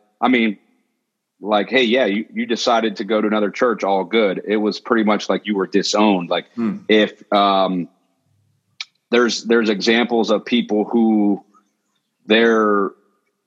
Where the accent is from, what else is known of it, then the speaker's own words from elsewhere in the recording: Pittsburgh, Pennsylvania, United States; moved away as an adult; also born or lived in Philadelphia; now in Pittsburgh, United States; I grew up in the Berg, and the first several years were in the suburbs until I was about 8 years old